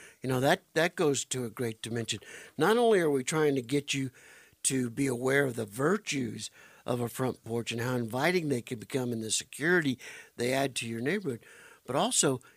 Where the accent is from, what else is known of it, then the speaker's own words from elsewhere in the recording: Arizona, United States; growing up in Arizona, my dad always had an inside job